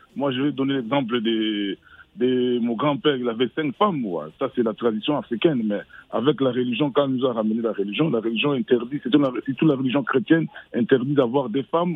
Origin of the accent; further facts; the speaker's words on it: DR Congo; chez nous au Congo